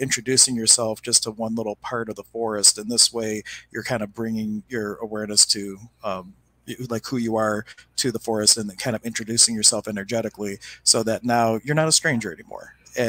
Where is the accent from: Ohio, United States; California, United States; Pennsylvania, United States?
Pennsylvania, United States; Pittsburgh; I come from Pittsburgh, Pennsylvania.